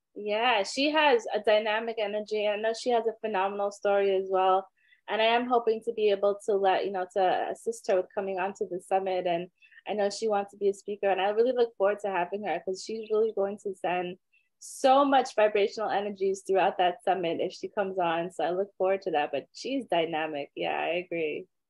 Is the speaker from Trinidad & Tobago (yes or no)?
yes; Trinidad & Tobago; I'm from Trinidad, so I love my soca music.